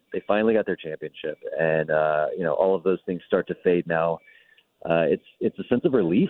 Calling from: Phoenix, Arizona, United States; I am calling you from Terminal 4 of the Phoenix Airport right now.

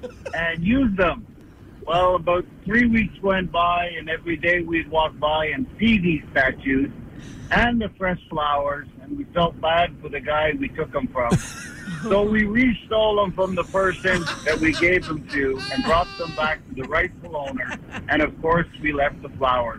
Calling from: Laval, Quebec, Canada; I'm calling from Laval.

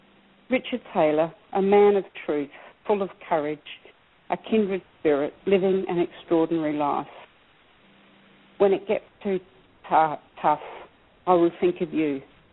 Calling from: Australia; I am also a person with dementia and a fellow blogger, and I'm calling from Australia. It's 4 a.m. here

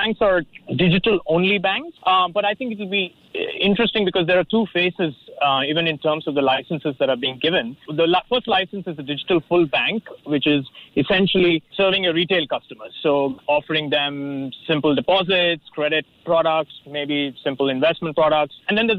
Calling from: Manila, Metro Manila, Philippines; I'm joining from Manila.

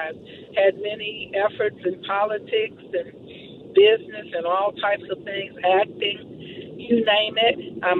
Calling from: Alabama, United States; I am in Alabama, believe it or not. I live in Georgia. I'm driving through Alabama

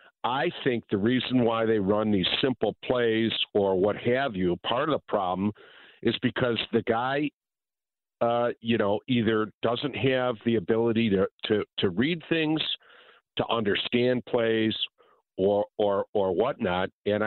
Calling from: Cary, Illinois, United States; Cary, Illinois.

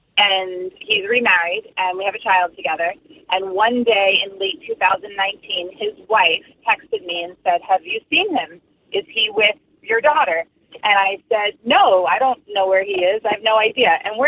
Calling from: New Jersey, United States

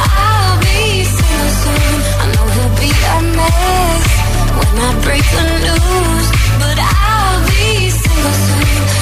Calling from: Madrid, Community of Madrid, Spain; de Madrid, de Madrid

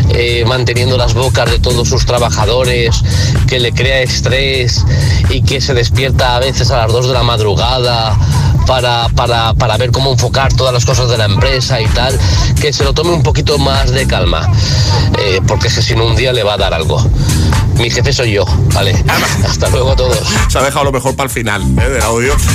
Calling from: Torrent, Valencian Community, Spain; de Valencia, Torrente.

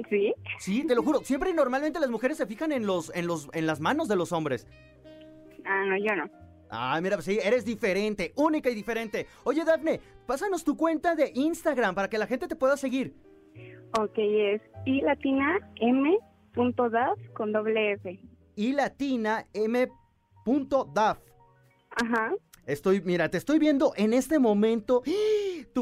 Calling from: Mexico City, Mexico; De la Ciudad de México.

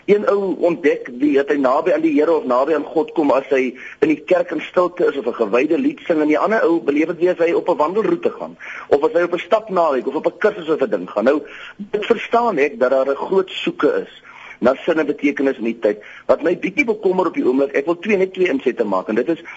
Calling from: Potchefstroom, North West, South Africa; Ek is hier van Potchefstroom se wêreld en ek wil graag net 'n insig lewe ter wille van perspektief.

